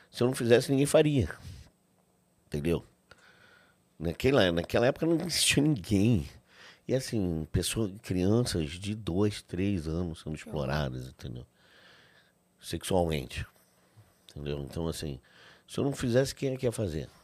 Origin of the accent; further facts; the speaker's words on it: Brazil; sendo brasileiro